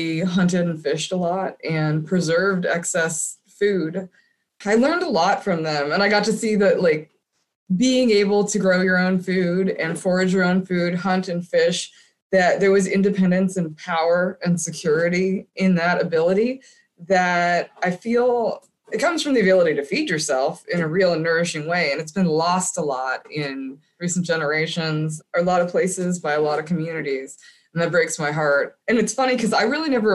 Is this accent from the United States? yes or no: yes; Erie, Pennsylvania, United States; now in Kents Store, Virginia, United States; I grew up in Erie, Pennsylvania on the lake there